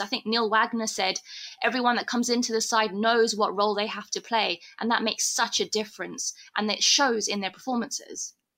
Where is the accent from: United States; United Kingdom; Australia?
United Kingdom; now in South Africa; me being a Brit